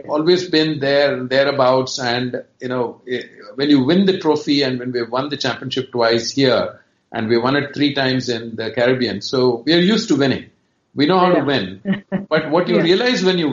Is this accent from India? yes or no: yes; Chennai, Tamil Nadu, India; moved away; also born or lived in Karnataka; although I'm from Karnataka originally, I actually grew up in Chennai